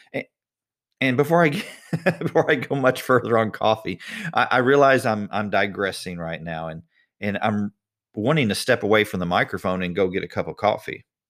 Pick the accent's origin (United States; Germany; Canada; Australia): United States; I was born in the United States